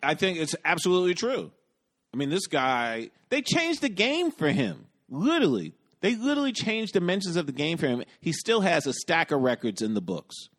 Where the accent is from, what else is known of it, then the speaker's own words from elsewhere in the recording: United States; I'm an American